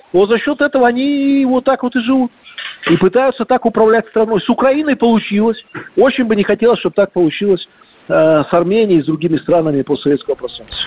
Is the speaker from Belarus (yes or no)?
yes; Belarus; мы, белорусы